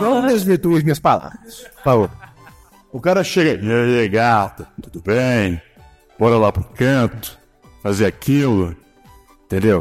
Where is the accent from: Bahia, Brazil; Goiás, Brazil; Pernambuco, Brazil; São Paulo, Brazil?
Goiás, Brazil; Goiânia; Somos de Goiânia